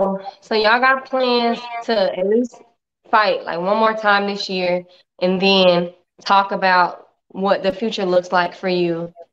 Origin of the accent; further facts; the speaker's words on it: Tampa, Florida, United States; moved away; I'm from Tampa. Yeah. I left in 2006 though.